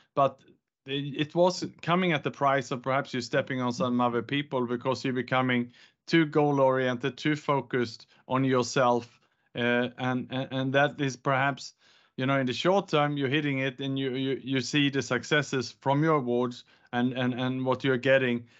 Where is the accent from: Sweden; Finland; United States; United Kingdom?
Sweden; moved away as an adult; also born or lived in Gold Coast, Australia / Bangkok, Thailand / Indonesia / Vietnam; now in Singapore; I was born in Sweden, educated in Australia on the Gold Coast